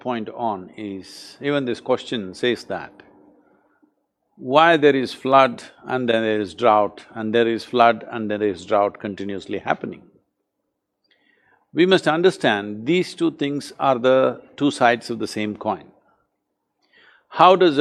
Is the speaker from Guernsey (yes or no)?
no; India; I am also an Indian